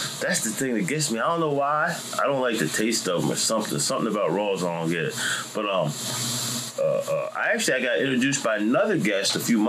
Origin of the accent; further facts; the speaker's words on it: Sicklerville, New Jersey, United States; also born or lived in Los Angeles; I grew up in Sicklerville, mm-hmm. you know, out in the country, whole bunch of white guys.